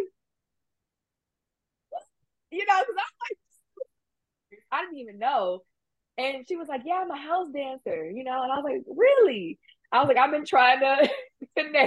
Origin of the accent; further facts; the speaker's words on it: Houston, Texas, United States; I think we have the largest Nigerian population outside of Nigeria.